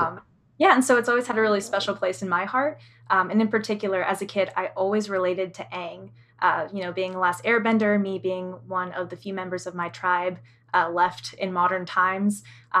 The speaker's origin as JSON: {"language": "English", "region": "Oklahoma", "country": "United States", "said": "And I just introduced myself in my tribal language. I'm from the Quapaw Nation, and I'm all about indigenous rights and accessibility and stuff."}